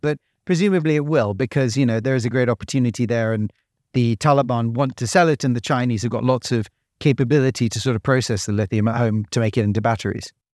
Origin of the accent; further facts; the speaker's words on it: United Kingdom; accent: British; I'm a Brit, so, you know, they hear a British accent